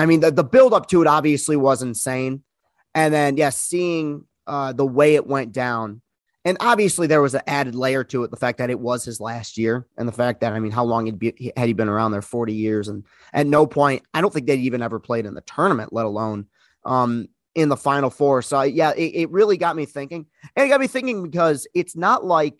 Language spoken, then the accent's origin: English; Lansing, Michigan, United States; obviously, you know, growing up in Lansing, just thinking about the response and the way people would react